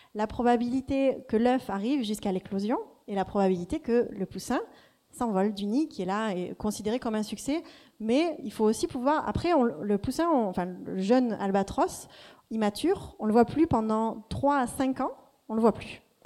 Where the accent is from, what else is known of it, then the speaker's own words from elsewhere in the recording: Marseille, Provence-Alpes-Côte d'Azur, France; moved away as an adult; also born or lived in Cambridge, United Kingdom; on rentre à Marseille il y a deux ans maintenant, et je me dis que je vais devenir une slasheuse une slasheuse, c'est-à-dire que je me mets à mon compte, euh, je retrouve un peu mes racines ici